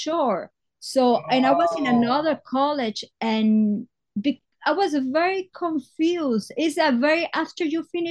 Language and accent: English; Guayaquil, Guayas, Ecuador; English is a second language; moved away as an adult; also born or lived in Astoria, New York; now in New York, United States; But I was born in Ecuador, in a town. Guayaquil is not the capital, but it's a very important town, a port like New York. So I did all my life there